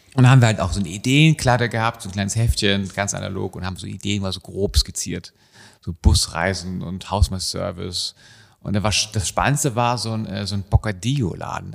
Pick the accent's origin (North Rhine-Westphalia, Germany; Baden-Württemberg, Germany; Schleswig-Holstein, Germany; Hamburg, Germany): Hamburg, Germany; wir sind in Hamburg aufgewachsen